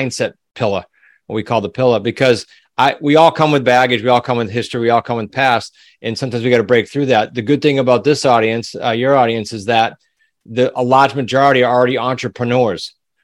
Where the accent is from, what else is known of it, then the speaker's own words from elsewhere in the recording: New England, United States; accent: New England; my New England accent